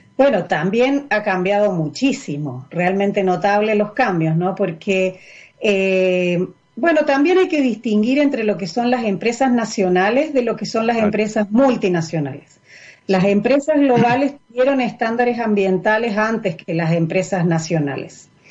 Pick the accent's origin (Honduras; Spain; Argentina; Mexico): Argentina; Córdoba; moved away as an adult; yo soy argentina, eh, soy de Córdoba